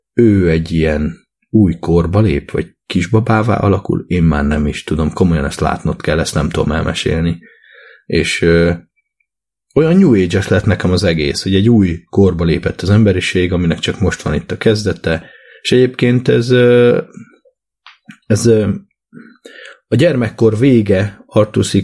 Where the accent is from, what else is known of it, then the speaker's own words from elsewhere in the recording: Hungary; én Magyarországon növekedtem, cseperedtem